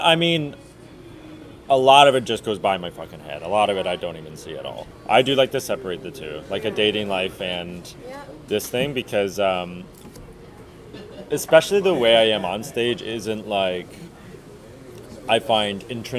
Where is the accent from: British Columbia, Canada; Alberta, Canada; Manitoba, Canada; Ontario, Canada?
Ontario, Canada; Oshawa; I'm from Oshawa